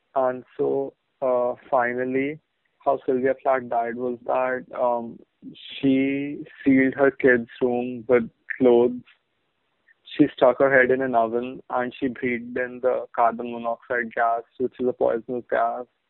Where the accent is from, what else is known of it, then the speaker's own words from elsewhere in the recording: Bahrain; In Bahrain, we had this fucking uh, we had this Malu magazine